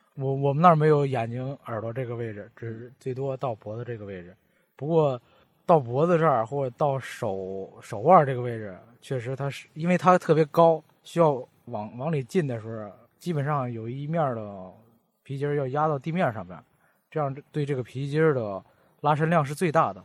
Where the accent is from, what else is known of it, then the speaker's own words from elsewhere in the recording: Baoding, Hebei, China; accent: Baoding dialect; 我们保定话跟普通话本来就区别不大嘛